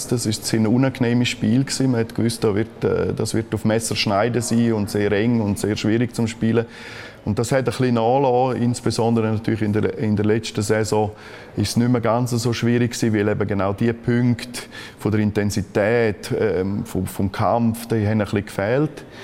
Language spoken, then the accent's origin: German; Graubünden, Switzerland; Graubünden ist natürlich absolut meine Heimat. Der Kanton hat mich geprägt und darum ist es für mich wunderschön